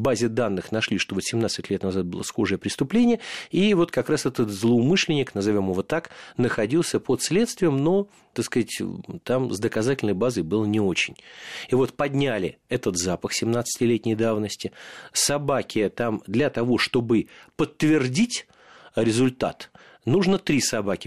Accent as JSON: {"language": "Russian", "region": "Moscow", "country": "Russia", "tie": "born or raised there", "said": "я родился и вырос в Марина Роще"}